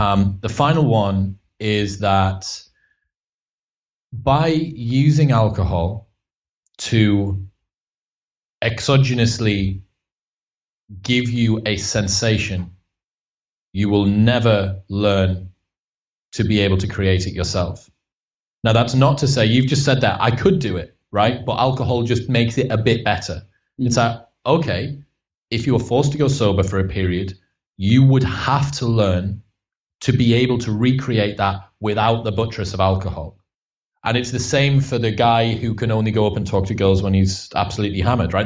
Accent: Stockton-on-Tees, North East England, United Kingdom; I'm from Stockton on Tees, so it's like the the arse end of Middlesbrough

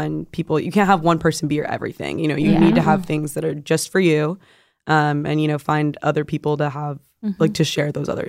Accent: Arizona, United States; moved away as an adult; now in California, United States; I'm from Arizona, so mm-hmm. we moved, a lot of people moved from Arizona to California.

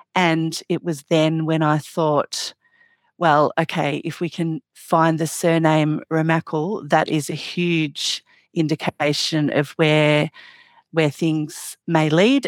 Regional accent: Australia; I'm obviously from Australia

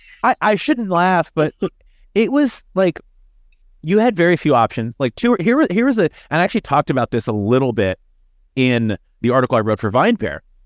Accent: Bardstown, Kentucky, United States; moved away as an adult; now in Brooklyn, New York, United States; I was born and raised in Kentucky. I'm actually originally from Bardstown

